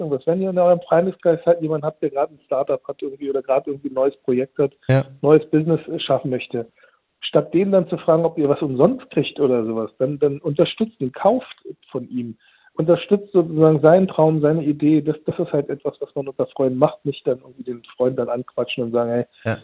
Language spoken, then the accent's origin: German; Turkey; bei uns in der Türkei